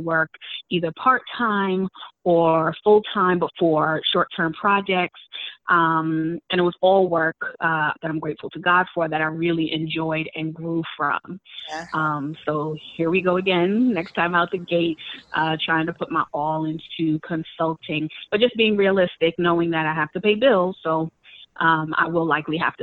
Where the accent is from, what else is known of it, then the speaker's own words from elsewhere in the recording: New York City, New York, United States; They're wonderful places. I call them home. You know, those, that's my hometown.